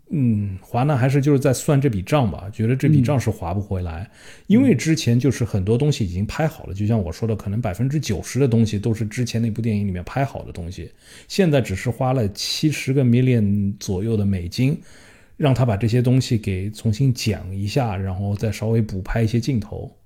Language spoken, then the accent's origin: Chinese; China; 因为我们是中国人